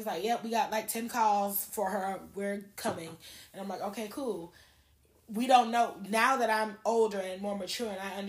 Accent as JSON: {"language": "English", "town": "Miami", "region": "Florida", "country": "United States", "said": "I'm from Miami and we went to Miami."}